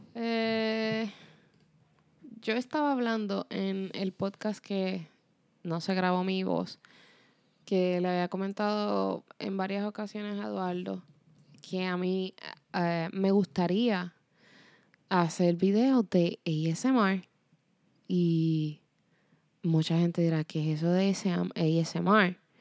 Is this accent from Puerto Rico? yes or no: yes; Puerto Rico; moved away as an adult; also born or lived in Spain; Yo me fui de Puerto Rico a mis 17 años y me fui para España